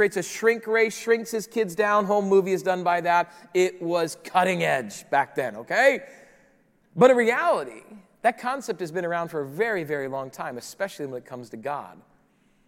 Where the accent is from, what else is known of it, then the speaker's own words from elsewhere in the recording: Rapid City, South Dakota, United States; moved away; also born or lived in Chicago; I grew up in the Midwest. Rapid City, South Dakota is my hometown